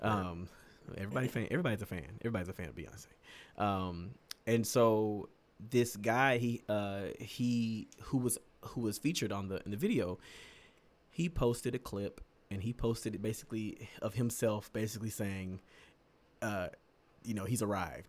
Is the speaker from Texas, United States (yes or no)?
yes; the South, near Houston, Texas, United States; a lot of the people where I'm from, you know, from the, from the South, you know, who are Houston adjacent, 'cause we're not from Houston